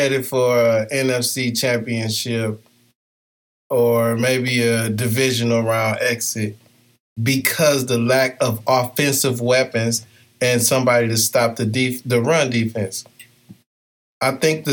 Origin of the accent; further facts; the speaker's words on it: Wisconsin, United States; I'm from Wisconsin